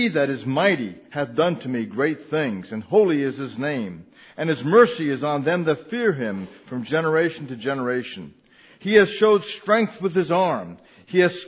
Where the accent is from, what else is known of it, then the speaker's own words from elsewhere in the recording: New Jersey, United States; I was raised in New Jersey